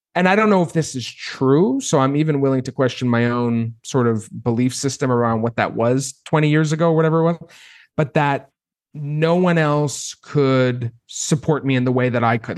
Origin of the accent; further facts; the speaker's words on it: Maine, United States; I grew up, I grew up in Maine